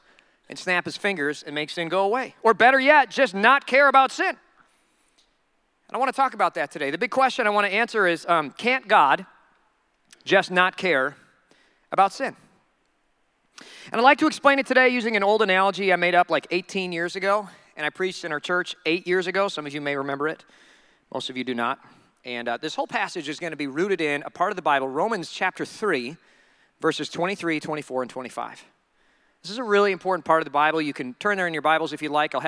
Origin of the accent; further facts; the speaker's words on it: Minnesota, United States; I'm from Minnesota